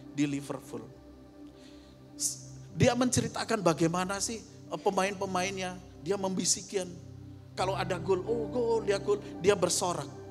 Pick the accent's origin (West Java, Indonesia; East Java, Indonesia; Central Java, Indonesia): East Java, Indonesia; daerah saya, di Jawa Timur